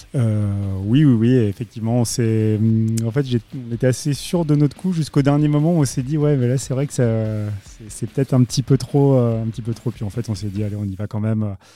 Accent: Paris, Île-de-France, France; Je suis parisien

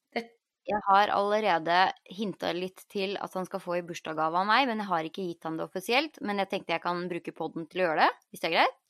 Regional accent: Norway; now in United States; man syns jo det er mye bedre service her enn hjemme i Norge

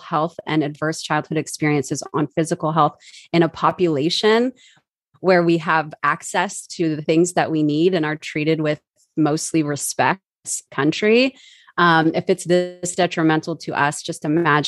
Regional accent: Southern Orange County, California, United States; I was born in Southern Orange County, California, to teenage parents who did not work out. Just a couple months after I was born, I grew up in my grandparents' house

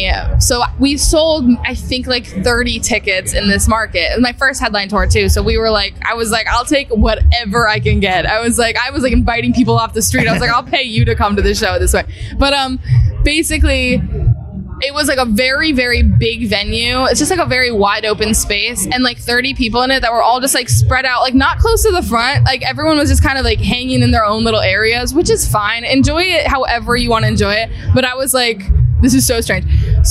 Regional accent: Massachusetts, United States; outside of Boston.

